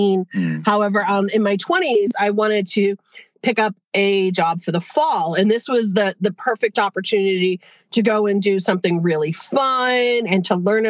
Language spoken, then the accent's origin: English; Western Massachusetts, United States; also born or lived in Boston, Massachusetts / New Hampshire seacoast; now in New Hampshire, United States; I was born in Boston. I grew up in cool. Western Mass. I'm on the New Hampshire seacoast now